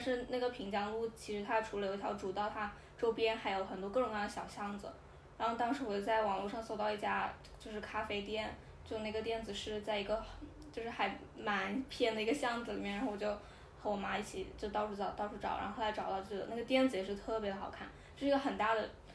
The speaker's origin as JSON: {"language": "Chinese", "region": "Hunan", "country": "China", "tie": "born or raised there", "moved": "as an adult", "lives_now": "Shanghai, China", "said": "在湖南的时候吃的那些菜"}